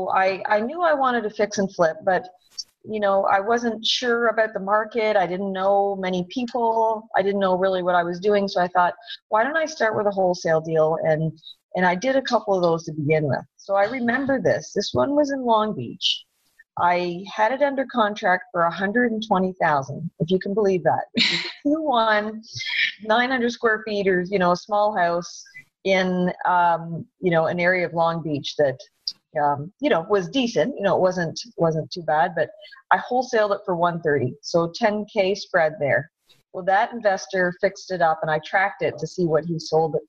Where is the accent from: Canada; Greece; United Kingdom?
Canada; moved away as an adult; now in Southern California, United States; I'm from Canada, so I'm sure you'll hear that accent come out